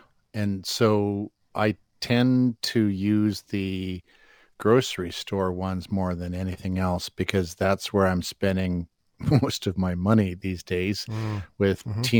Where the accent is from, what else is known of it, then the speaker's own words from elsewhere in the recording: Alberta, Canada; I grew up in Alberta. I know the co-op.